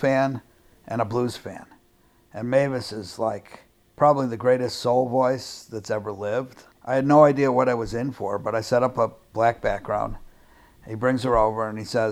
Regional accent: Chicago, Illinois, United States; I'm from Chicago

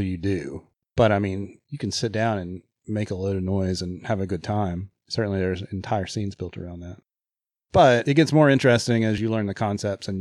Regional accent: Birmingham, Alabama, United States; I grew up in Birmingham.

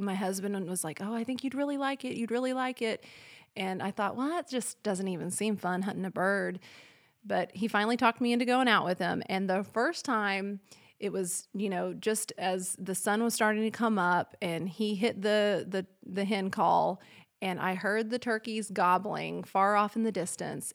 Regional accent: El Reno, Oklahoma, United States; also born or lived in Fayetteville, Arkansas; I grew up in El Reno, Oklahoma, about probably fifteen thousand people there

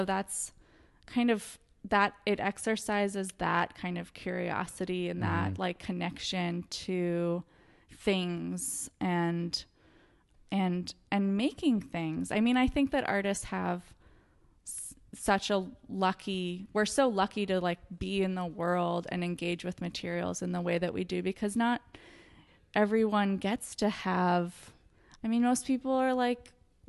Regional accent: Orange County, Southern California, United States; Orange County.

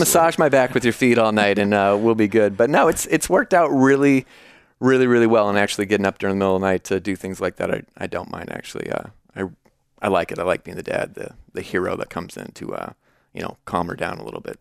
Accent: Davenport, Iowa, United States; moved away as an adult; also born or lived in Chicago, Illinois; now in Peoria, United States; I've been born and raised in Davenport, Iowa

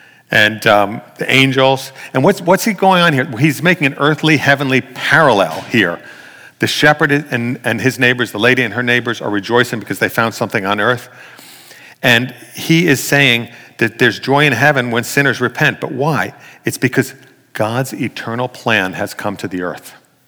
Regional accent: New York City, New York, United States; growing up in New York City, we look down on born-again Christians.

